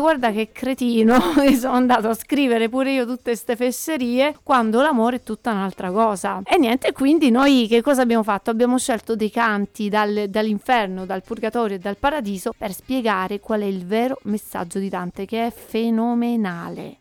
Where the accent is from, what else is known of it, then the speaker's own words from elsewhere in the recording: Calabria, Italy; la Calabria, la mia terra